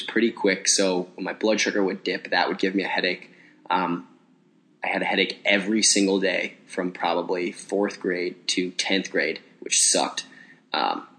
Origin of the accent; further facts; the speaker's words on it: Cincinnati, Ohio, United States; moved away as an adult; now in Chicago, United States; I grew up in Cincinnati, Bengals and Reds fan, and then moved to Chicago